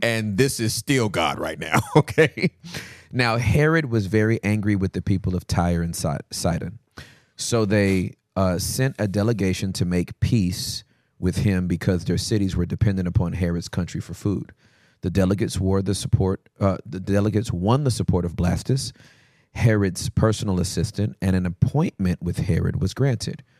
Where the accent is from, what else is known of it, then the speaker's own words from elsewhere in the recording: United States; we're American.